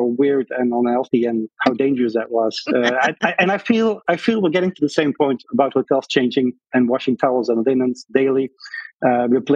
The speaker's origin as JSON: {"language": "English", "town": "Breda", "region": "North Brabant", "country": "Netherlands", "tie": "born or raised there", "moved": "as an adult", "lives_now": "United States", "said": "They placed me in my hometown as a soldier, but at the Royal Military Academy"}